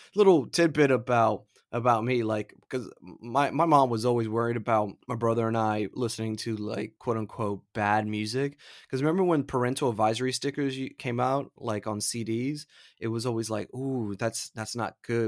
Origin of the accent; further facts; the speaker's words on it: Florida, United States; I'm from Florida